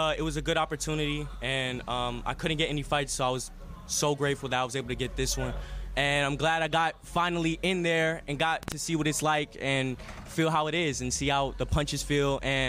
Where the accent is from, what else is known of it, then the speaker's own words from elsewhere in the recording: Las Vegas, Nevada, United States; also born or lived in Philadelphia (family); I was raised out in Vegas, and to me, Vegas is always going to be my home.